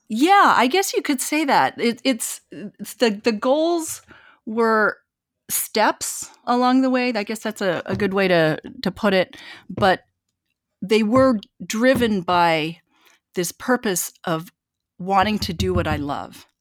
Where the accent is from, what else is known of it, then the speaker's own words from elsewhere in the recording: eastern Washington, United States; also born or lived in Korea; now in New York, United States; my family moved to this small town in eastern Washington. And, you know, I grew up in wheat fields